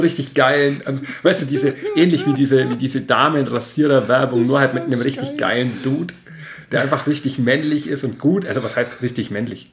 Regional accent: Nördlingen, Bavaria, Germany; moved away; ich komme ja aus Nordland. Nördlingen ursprünglich

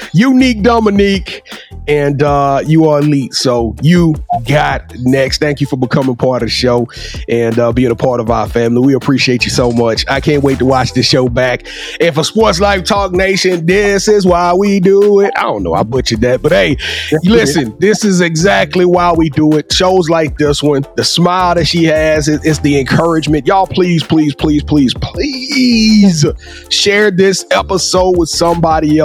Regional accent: Louisiana, United States; I'm from Louisiana. We call this that boot

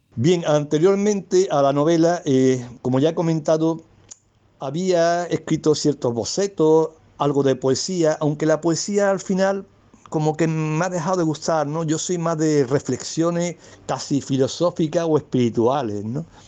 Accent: Algeciras, Andalusia, Spain; accent: Andalusian; soy de, de Algeciras, una ciudad que está en una comarca que se llama el Campo de Gibraltar, que está dentro de la provincia de Cádiz, en la región de Andalucía y en España, claro

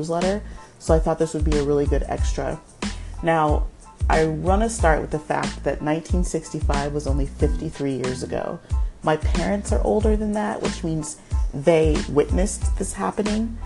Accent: United States; we have parents who are from another country, but we were raised in America

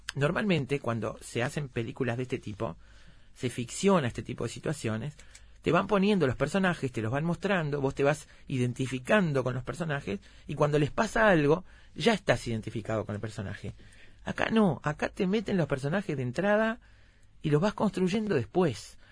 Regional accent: Uruguay; soy uruguaya

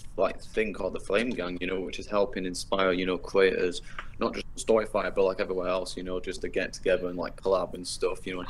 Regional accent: Yorkshire and the Humber, United Kingdom; accent: British

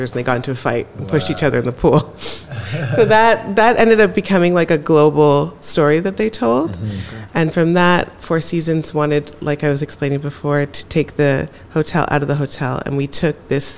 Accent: Jamaica; I'm also Jamaican

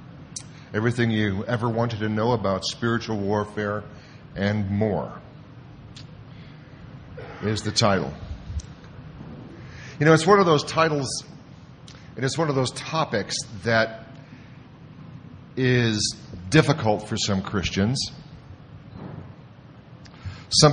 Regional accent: Toledo, Ohio, United States; came back to my hometown university, University of Toledo

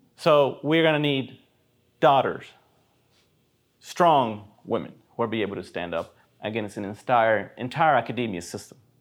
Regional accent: Puerto Rico; Even when I grew up in Puerto Rico

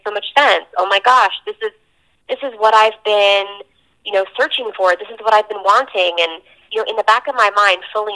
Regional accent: New Jersey, United States; I'm from New Jersey

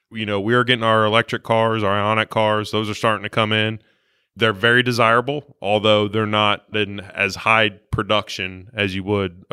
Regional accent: southern Ohio, United States; moved away; I am from Ohio originally, yes.

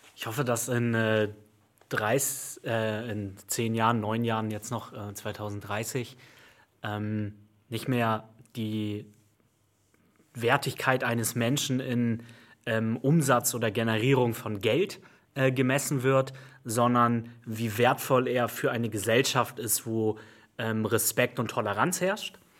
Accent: Hamburg, Germany; Ich bin im, im, im Rand von Hamburg aufgewachsen, in Bergstedt

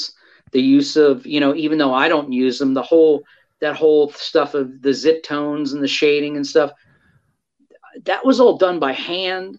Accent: New York City, New York, United States; my post-pubescent high school mind, who was growing up on Staten Island, New York

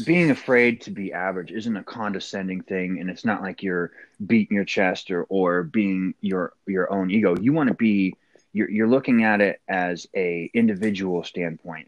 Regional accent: Port Angeles, Washington, United States; moved away as an adult; also born or lived in Camp Lejeune, North Carolina; now in Poconos, Pennsylvania, United States; I grew up in Port Angeles, Washington, the Pacific Northwest

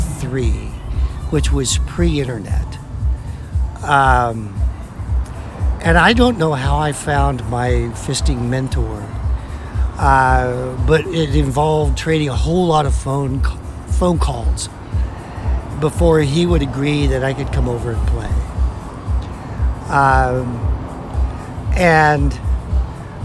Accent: Oklahoma, United States; I grew up in Oklahoma

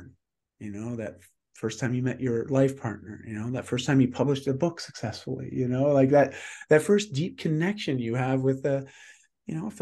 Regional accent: Canada; I'm Canadian.

